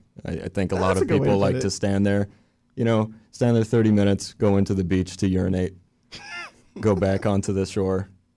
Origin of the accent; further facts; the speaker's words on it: Los Angeles, California, United States; moved away as an adult; now in Florida, United States; I'm a transplant. I'm actually from East LA.